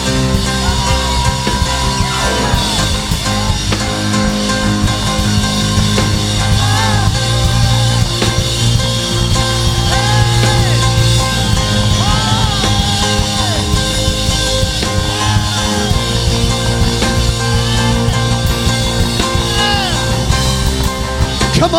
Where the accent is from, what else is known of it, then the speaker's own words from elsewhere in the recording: United States; I grew up in Clueston. I was born and raised right here in Clueston.